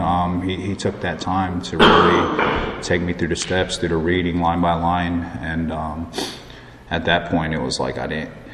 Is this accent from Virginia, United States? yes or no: no; Plantation, Florida, United States; also born or lived in High Point, North Carolina; now in Raleigh, United States; I grew up in Florida, Plantation. It's close to Fort Lauderdale